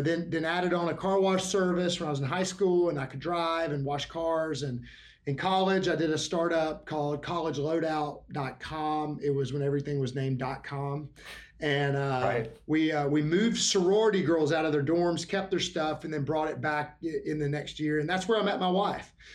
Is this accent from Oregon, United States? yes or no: no; Alabama, United States; I'm from Alabama